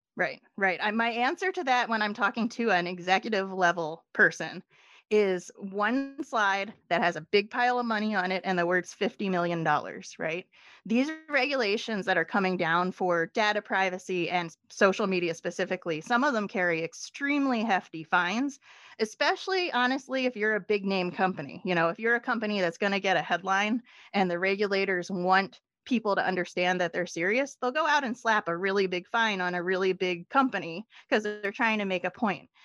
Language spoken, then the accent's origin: English; Philadelphia, Pennsylvania, United States; moved away; I am from Philadelphia originally